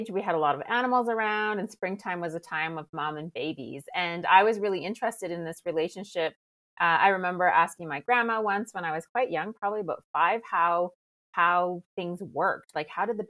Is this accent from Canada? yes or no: yes; Canada; now in France; I'm Canadian, but based in France.